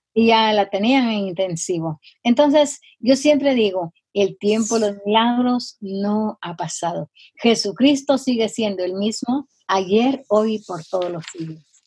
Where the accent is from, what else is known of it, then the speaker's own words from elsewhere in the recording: Guatemala; now in Rowland Heights, United States; soy guatemalteca. Eh, me crié con una mi tía